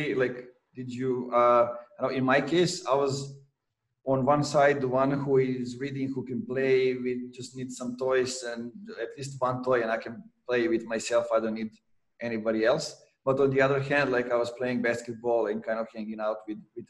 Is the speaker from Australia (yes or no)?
no; Serbia; growing up in Serbia in the 90s, where we couldn't travel.